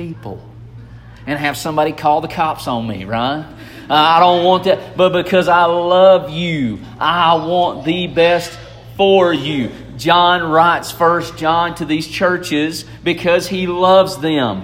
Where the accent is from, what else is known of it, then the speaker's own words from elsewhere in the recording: Tennessee, United States; moved away; I am from God's country